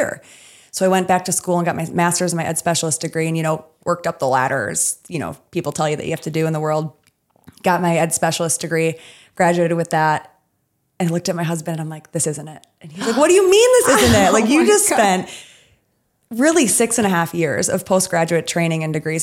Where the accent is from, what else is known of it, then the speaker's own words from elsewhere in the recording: Midwest, United States; I'm from the Midwest